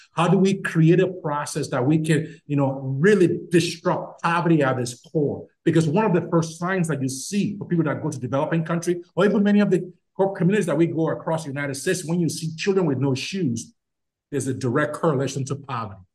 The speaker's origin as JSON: {"language": "English", "country": "Nigeria", "tie": "born or raised there", "moved": "yes", "said": "I'm from Nigeria?"}